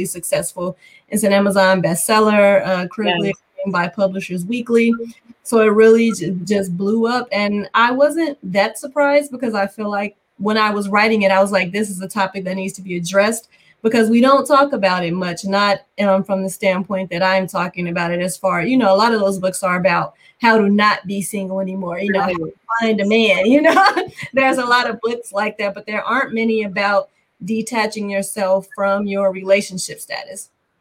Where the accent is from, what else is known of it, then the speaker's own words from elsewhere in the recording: Gary, Indiana, United States; I grew up in Gary and I went to school at Valparaiso University